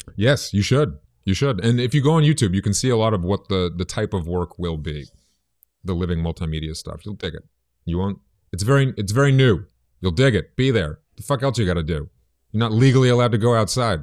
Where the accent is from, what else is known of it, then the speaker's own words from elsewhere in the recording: Boston, Massachusetts, United States; moved away; I grew up in Boston, in the South End.